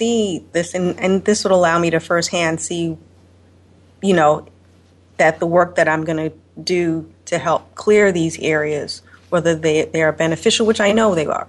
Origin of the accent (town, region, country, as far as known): Chicago, Illinois, United States